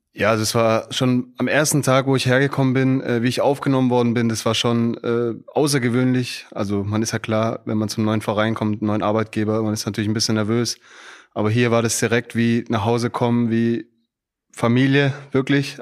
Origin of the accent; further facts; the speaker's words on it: Stuttgart, Baden-Württemberg, Germany; moved away as an adult; now in Frankfurt, Germany; ich komme direkt aus Stuttgart, aus Bad Cannstatt.